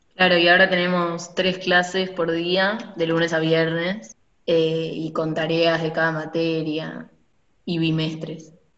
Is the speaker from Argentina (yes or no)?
yes; Buenos Aires, Argentina; nosotros somos de Buenos Aires